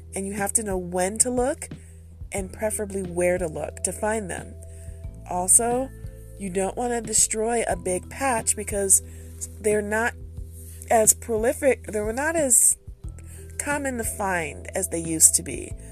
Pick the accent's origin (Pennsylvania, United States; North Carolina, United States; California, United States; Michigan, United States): Michigan, United States; I'm from Michigan